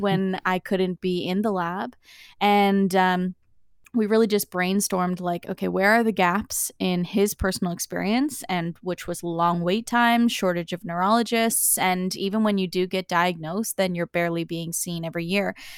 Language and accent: English; Summerside, Prince Edward Island, Canada; moved away as an adult; also born or lived in Nova Scotia; now in Newfoundland, Canada; I grew up in Summerside, P E I, a typical lifestyle.